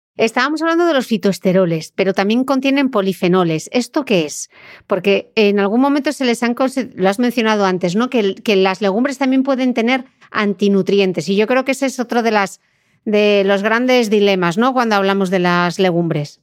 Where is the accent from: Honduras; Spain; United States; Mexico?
Spain; Asturias; yo, que soy asturiana